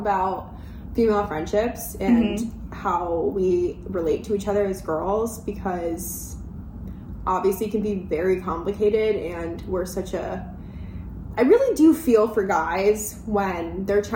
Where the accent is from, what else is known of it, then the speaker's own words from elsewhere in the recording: Rochester, New York, United States; I grew up in Rochester, New York